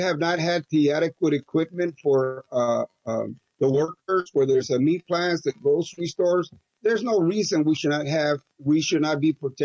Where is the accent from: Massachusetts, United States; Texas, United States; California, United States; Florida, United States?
Texas, United States; Crystal City; I grew up in Crystal City